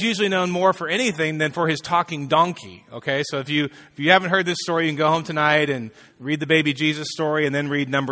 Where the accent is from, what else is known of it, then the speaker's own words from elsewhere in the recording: Fresno, California, United States; I grew up in Fresno